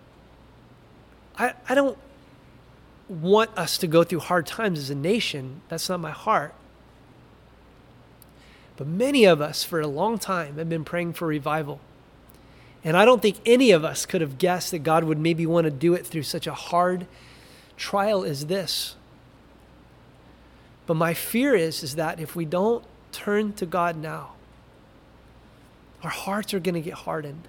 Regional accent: United States; we're American

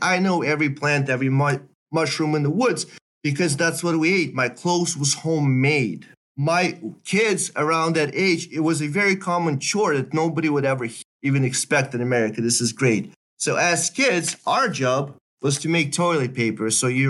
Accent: Belarus; English is a second language; So I'm growing up in Belarus. I'm partly my mother's side is in Belarus.

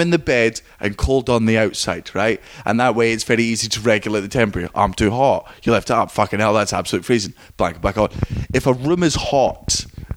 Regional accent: Scotland, United Kingdom; as a Scotsman

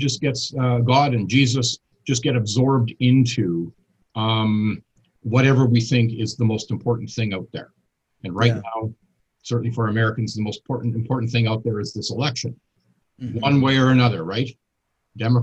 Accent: Canada; I'm obviously a Canadian.

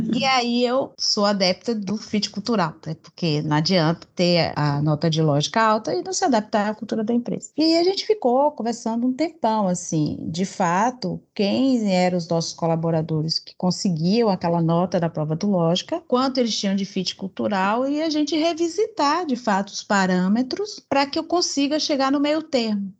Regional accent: Bahia, Brazil; accent: Bahian; Sou baiana, pelo uhum. sotaque dá para ver

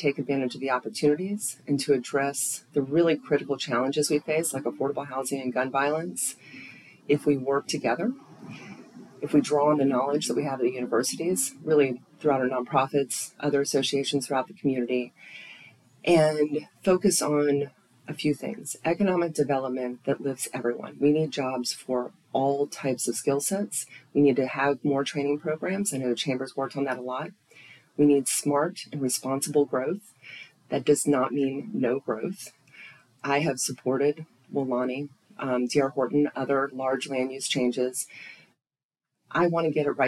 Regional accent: Tallahassee, Florida, United States; this is my hometown. I love Tallahassee.

